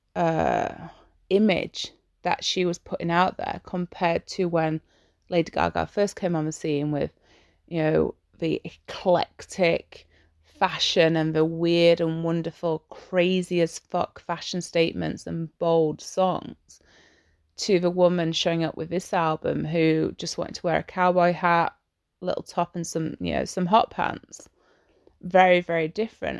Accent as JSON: {"language": "English", "region": "Yorkshire and the Humber", "country": "United Kingdom", "said": "I'm English. I'm from Yorkshire."}